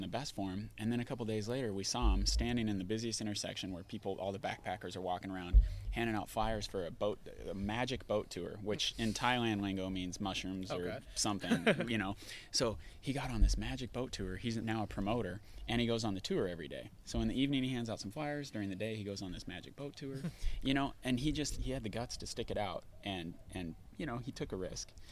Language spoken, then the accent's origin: English; Bellingham, Washington, United States; I'm from Bellingham, Washington.